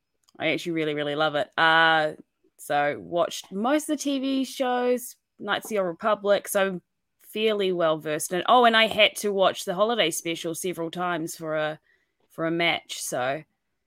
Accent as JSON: {"language": "English", "country": "New Zealand", "said": "I'd really like to be represented as a Kiwi for this."}